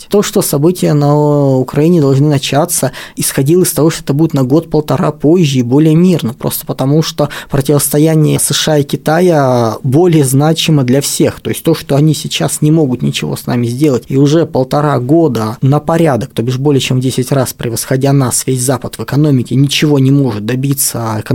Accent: Moscow, Russia; also born or lived in Chelyabinsk; Я родился в Челябинске и первые шесть лет там прожил, а все остальное время, как говорится, Москва.

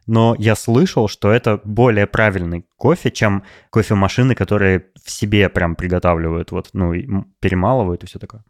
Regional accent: Novosibirsk, Novosibirsk Oblast, Russia; moved away as an adult; also born or lived in Moscow; в моем родном городе Новосибирске

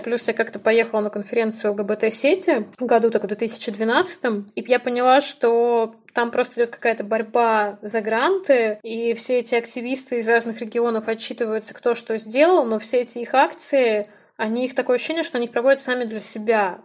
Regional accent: near Volgograd, Volgograd Oblast, Russia; born or raised there; moved away as an adult; also born or lived in Belarus; now in Saint Petersburg, Russia

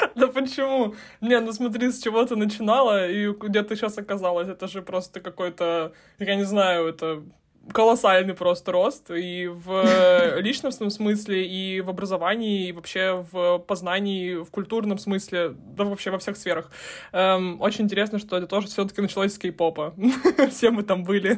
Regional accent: Russian Far East, Russia; я, я с Дальнего Востока

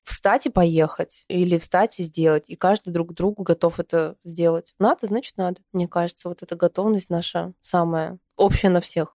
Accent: Almaty, Kazakhstan; moved away; Я выросла в Казахстане, я родилась в Алмате, в замечательном южном городе

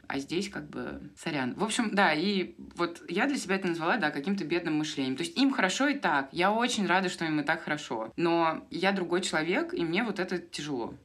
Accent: Moscow, Russia; moved away as an adult; also born or lived in Rome; now in Argentina; Я москвичка

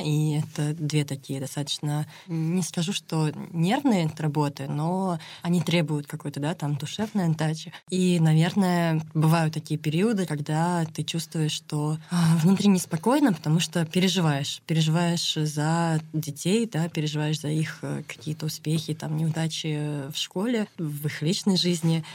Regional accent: Moscow, Russia; moved away as an adult; now in Vyksa, Russia; я москвичка, прям коренная, у меня все в Москве

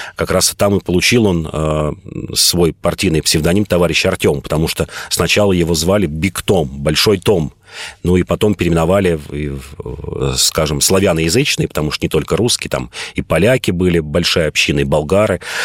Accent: Moscow, Russia; я москвич

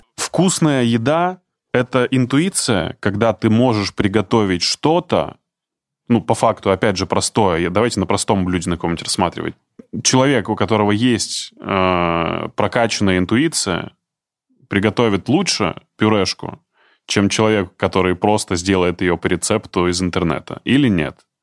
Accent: Izhevsk, Udmurtia, Russia; я из Ижевска

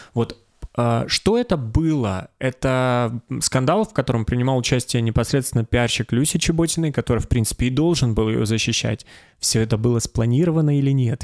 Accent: Stavropol Krai, Russia; я из Ставропольского края

